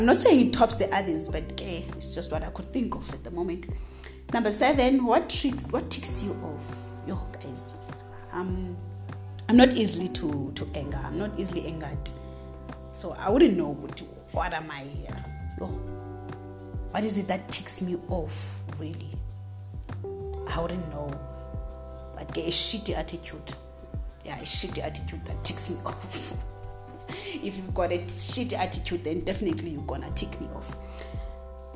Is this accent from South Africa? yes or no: yes; South Africa; I'm from Azania. I'm an Azanian